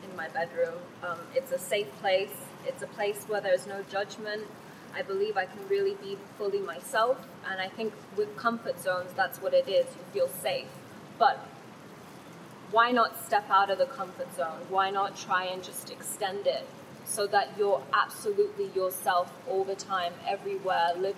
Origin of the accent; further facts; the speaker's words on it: Thailand; first language Thai; English is a second language; moved away; also born or lived in England; I was actually born in Thailand, and my mother is half Thai, and Thai was actually my first language